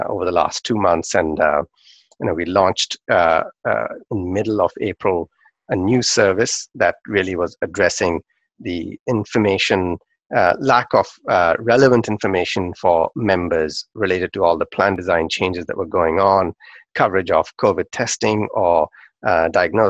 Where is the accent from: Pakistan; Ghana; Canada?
Pakistan; when I was growing up in Pakistan